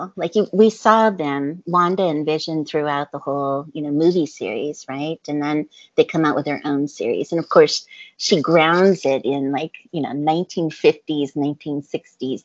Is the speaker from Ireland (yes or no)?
no; Montana, United States; moved away; I grew up in Montana for a little time, so, you know, I have those kind of roots.